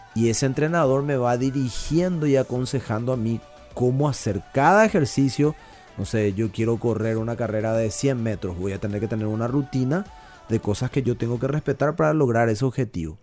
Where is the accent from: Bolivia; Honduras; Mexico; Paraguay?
Paraguay; la idiosincrasia nuestra como paraguayo